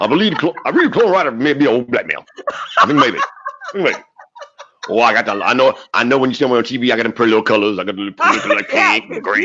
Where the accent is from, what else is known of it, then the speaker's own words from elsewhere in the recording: South China, China; accent: Chinese; But okay. To be fair, I am from South China.